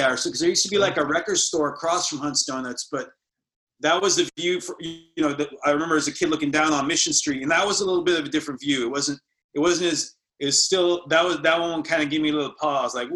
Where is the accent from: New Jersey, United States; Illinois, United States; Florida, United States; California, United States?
California, United States; San Francisco; We moved basically from La Misión to like a suburb in Marin, you know, and I get it because my mom, you know, the, the remarrying thing and all that.